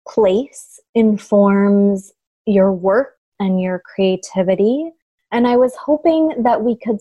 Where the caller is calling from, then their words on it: Portland, Oregon, United States; And I am calling in from Portland, Oregon, where I'm looking out the window